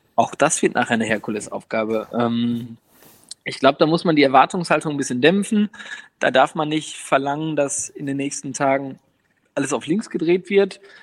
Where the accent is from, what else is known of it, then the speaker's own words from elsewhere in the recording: near Osnabrück, Lower Saxony, Germany; ich bin in der Nähe von Osnabrück aufgewachsen